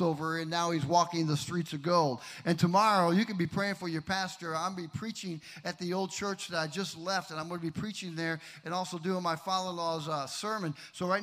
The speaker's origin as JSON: {"language": "English", "town": "Kenosha", "region": "Wisconsin", "country": "United States", "tie": "born or raised there", "moved": "yes", "said": "My hometown"}